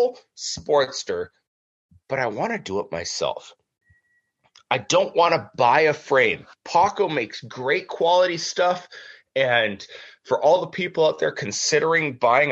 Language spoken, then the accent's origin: English; Minnesota, United States; also born or lived in California; I'm Midwest. I'm as Minnesotan as it gets.